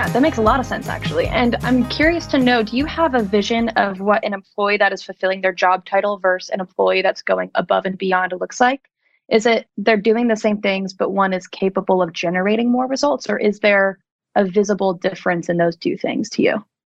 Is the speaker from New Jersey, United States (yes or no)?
yes; New Jersey, United States; moved away as an adult; also born or lived in New York; now in Nashville, United States; I'm originally from South Jersey